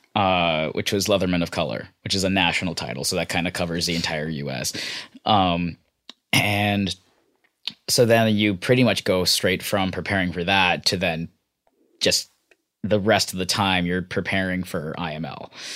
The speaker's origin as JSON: {"language": "English", "town": "San Francisco", "region": "California", "country": "United States", "tie": "born or raised there", "said": "I grew up in San Francisco in the Bay Area"}